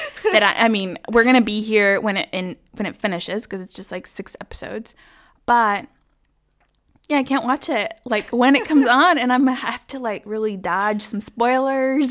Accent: Dallas, Texas, United States; moved away as an adult; also born or lived in Mexico / Washington, District of Columbia, United States; now in Freiburg, Germany; was born in Mexico, grew up in Dallas, Texas, and have been living in Freiburg for the past almost three years.

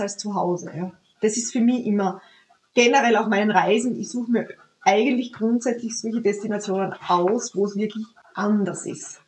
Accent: Austria; bei uns in Österreich

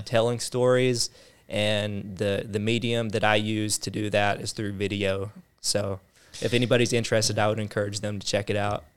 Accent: the South, United States; accent: southern; the southern accent

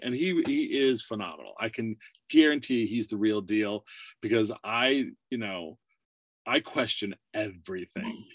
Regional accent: Warren, Pennsylvania, United States; moved away as an adult; also born or lived in Burbank, California / Erie, Pennsylvania; now in California, United States; I was born in California, but raised in uh, Warren, Pennsylvania. It's a very small town.

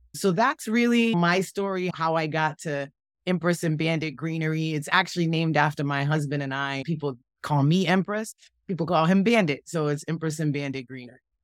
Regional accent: Boston, Massachusetts, United States; moved away; I grew up in Boston, Massachusetts, Dorchester

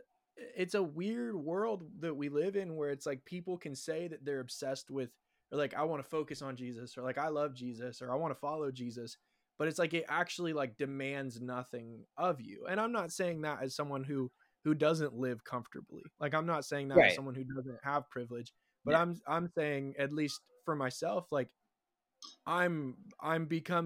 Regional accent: Southern California, United States; I grew up in Southern California.

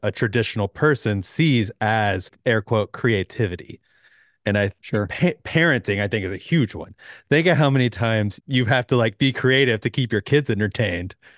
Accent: Atlanta, Georgia, United States; growing up here in the South, I grew up in Atlanta

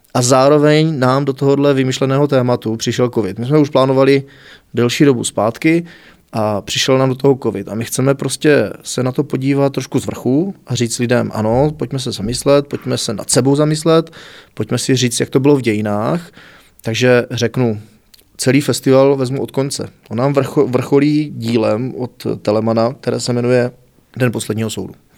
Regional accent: Znojmo, South Moravian Region, Czechia; also born or lived in Šanov; Narodil jsem se v Šanově, ale v zápětí do druhé třídy jsem se stěhoval už do Znojma

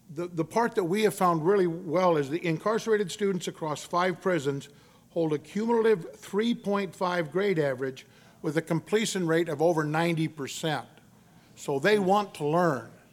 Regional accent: Victoria, Texas, United States; also born or lived in Corpus Christi, Texas; I was born in Corpus Christi, Texas, but I was raised the majority of my youth in Victoria, Texas

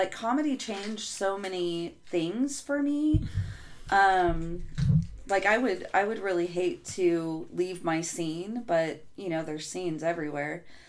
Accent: Reno, Nevada, United States; moved away as an adult; now in Chico, United States; I grew up in the Reno Sparks area.

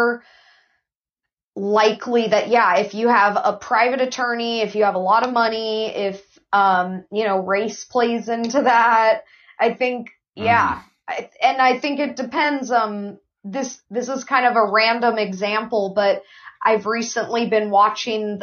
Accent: Ventura, California, United States; I'm just a woman who was born and raised in Ventura

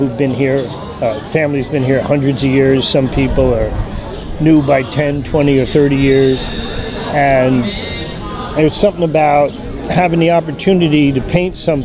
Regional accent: Hicksville, New York, United States; my home state of New York

